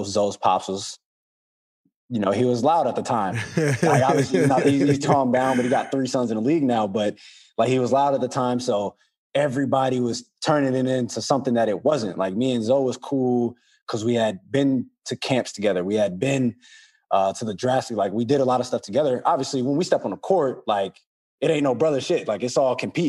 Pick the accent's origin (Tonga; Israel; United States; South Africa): United States; New Orleans, Louisiana; I'm from New Orleans